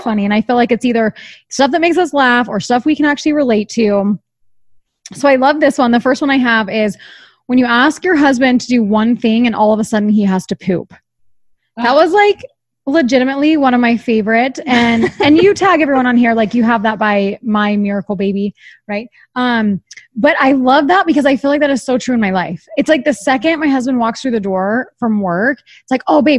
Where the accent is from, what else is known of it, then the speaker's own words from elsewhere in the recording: Pennsylvania, United States; moved away; I'm actually from the East Coast, too, Tara, but I'm from Pennsylvania.